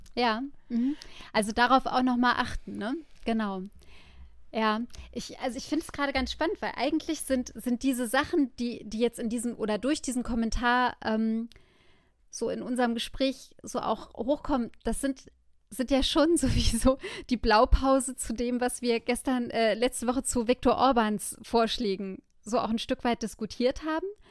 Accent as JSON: {"language": "German", "country": "Germany", "said": "ich bin Deutsche."}